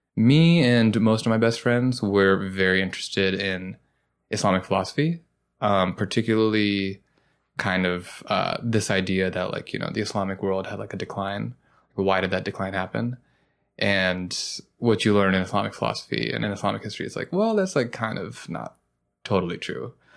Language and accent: English; Kennesaw, Georgia, United States; now in New York, United States; growing up in Kennesaw, Georgia